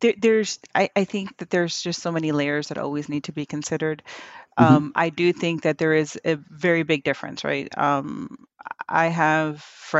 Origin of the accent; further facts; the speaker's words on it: Philadelphia, Pennsylvania, United States; also born or lived in Hialeah, Miami, Florida; So I got to spend maybe from like 5 to 10, 15, somewhere around there, in North Philly